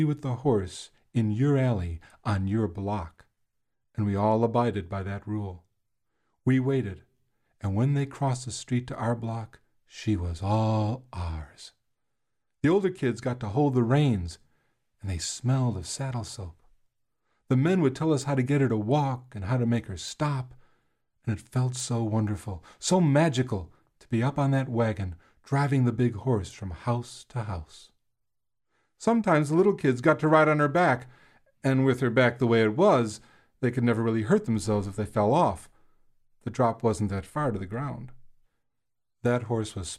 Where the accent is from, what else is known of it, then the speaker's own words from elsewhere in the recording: Chicago, Illinois, United States; When I was a boy growing up in Chicago